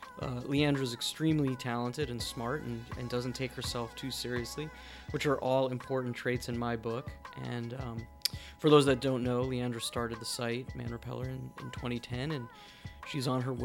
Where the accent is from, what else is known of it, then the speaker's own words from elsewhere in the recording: New Jersey, United States; growing up in New Jersey, I always spent all my free time that I could, like in New York, you know, always just like taking the train in all the time.